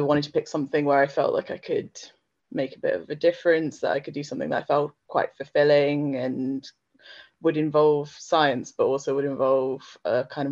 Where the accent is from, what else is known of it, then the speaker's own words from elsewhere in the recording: Slough, South East England, United Kingdom; I grew up in Slough, so not very far away from Oxford